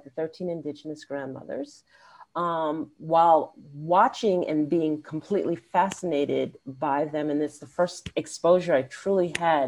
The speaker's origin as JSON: {"language": "English", "town": "New York City", "region": "New York", "country": "United States", "tie": "born or raised there", "said": "growing up in Queens, New York, a New Yorker through and through"}